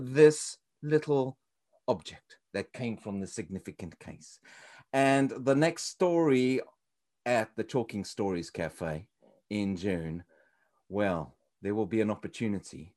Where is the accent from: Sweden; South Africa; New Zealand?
South Africa; moved away; You would think I come all the way from South Africa.